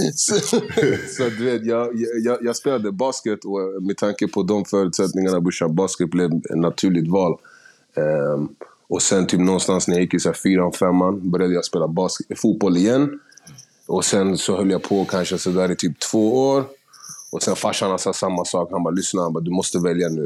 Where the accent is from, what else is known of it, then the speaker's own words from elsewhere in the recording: Stockholm, Stockholm County, Sweden; also born or lived in Gärdet; jag, jag är upp, alltså, från Husby, flyttade härifrån någonstans runt 6-7 till Gärdet